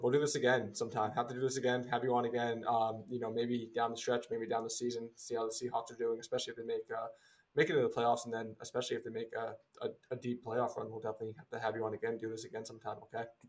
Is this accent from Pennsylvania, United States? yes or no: yes; Philadelphia, Pennsylvania, United States; I'm from the East Coast, Philadelphia